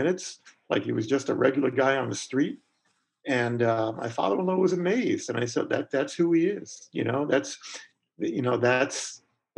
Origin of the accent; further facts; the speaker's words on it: New York, United States; when I was a kid growing up in New York